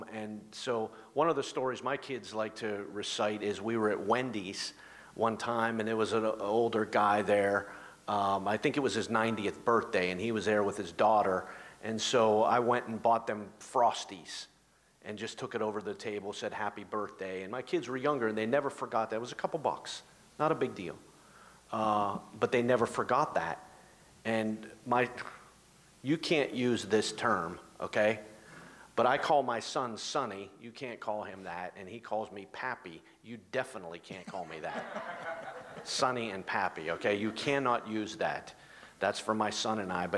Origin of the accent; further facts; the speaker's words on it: Ohio, United States; now in South Jersey, United States; I'm from Ohio